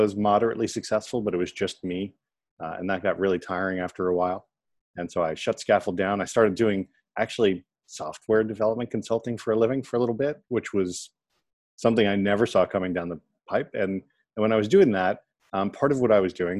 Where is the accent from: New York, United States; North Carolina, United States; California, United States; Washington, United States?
New York, United States; New York City; I'm a native New Yorker, born and bred in New York